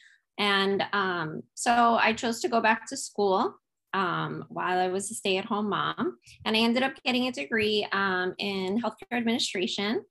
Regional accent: New York, United States; moved away as an adult; now in Kaneohe, United States; I'm also originally from New York, which you gentlemen are as well. But yes, I'm in beautiful Oahu in Kaneohe, Hawaii

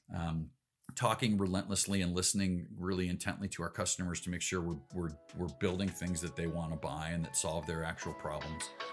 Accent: Elgin, Illinois, United States; now in Salt Lake City, United States; I grew up in Elgin, a big suburb out in the uh, kind of the last ditch of civilization between Chicago and Des Moines

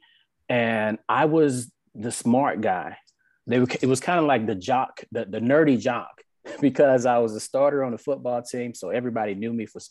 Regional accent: South Mississippi, United States; I came from South Mississippi, born and raised

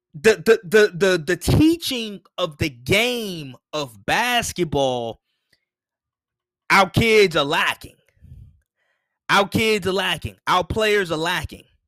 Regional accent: United States

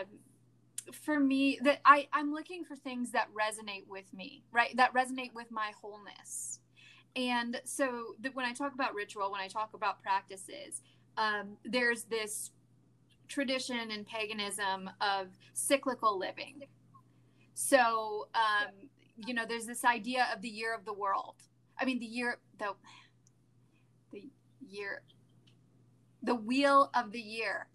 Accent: California, United States; I'm from California

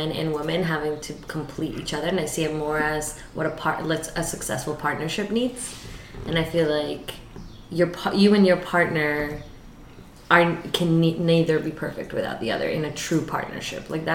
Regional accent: Colombia; now in Boston, United States; I'm originally from Colombia

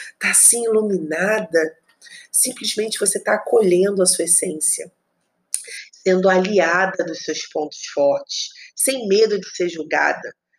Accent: Rio de Janeiro, Brazil; moved away as an adult; also born or lived in Espírito Santo; Eu sou do Rio de Janeiro, meu marido também

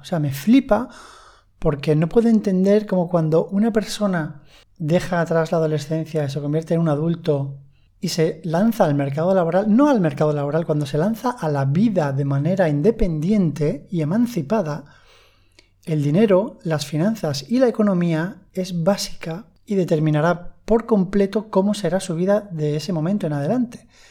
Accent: Spain; en España hablo, que es de donde soy

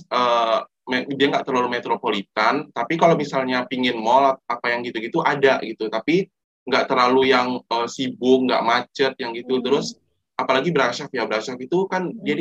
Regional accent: Padang, West Sumatra, Indonesia; apalagi aku dari Padang ya

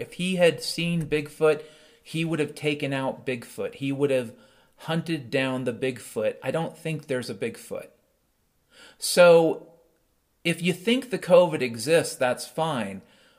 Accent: Pacific Northwest, United States; also born or lived in Seattle; I grew up in the Pacific Northwest. And my dad was a logger.

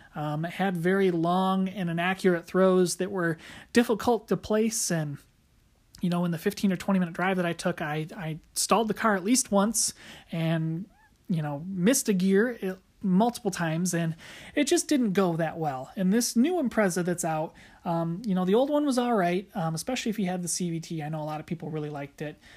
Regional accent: United States; as an American F one fan

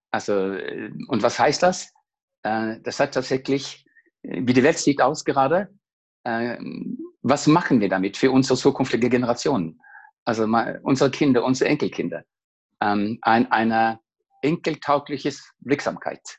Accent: Norway; German is a second language; moved away as an adult; now in Munich, Germany; Ich komme aus Norwegen und äh, ist seit, äh, ich bin seit 2009 in München unterwegs als Leadership Coach

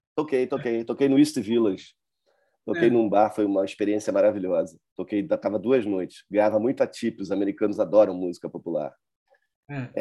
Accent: Brazil; eu sou, eu sou brasileiro, sou de fora

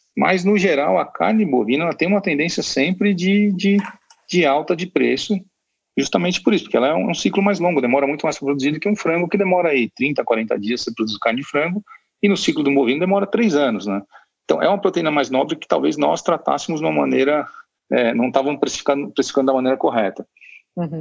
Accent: Brazil; nós somos mal acostumados como brasileiros

